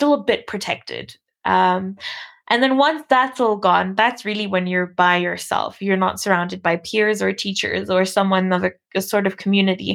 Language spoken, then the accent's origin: English; Namibia; I was born in Namibia to a white mom and a black dad, both of which were also born in this country